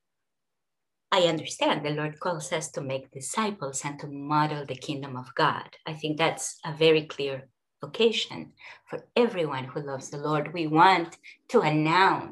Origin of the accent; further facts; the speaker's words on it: Peru; moved away; as well as in my own current country, as well as in my home country of Peru